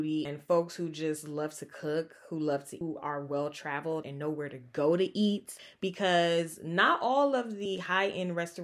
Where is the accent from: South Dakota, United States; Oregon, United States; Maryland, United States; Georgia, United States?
Georgia, United States; we're both from the South, right? Yeah. From Georgia